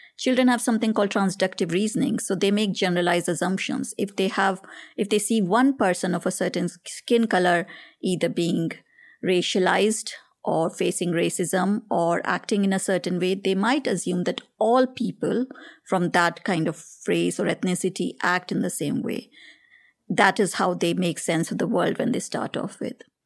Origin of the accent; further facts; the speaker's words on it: India; moved away as an adult; growing up in India